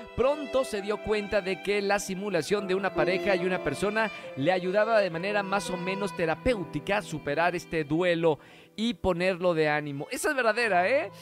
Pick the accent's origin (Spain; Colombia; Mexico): Mexico; nosotros como mexicanos